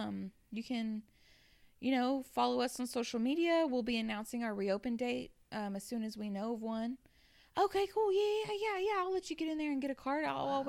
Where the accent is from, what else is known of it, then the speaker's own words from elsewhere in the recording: Arizona, United States; I'm 39. I'm 39. I'm from Arizona.